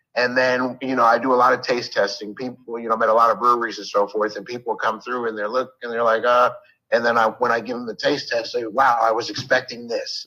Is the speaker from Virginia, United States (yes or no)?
yes; Northern Virginia, United States; also born or lived in Buffalo, New York; So I've been in Northern Virginia since I was uh, seven, uh, eight, actually nine years old.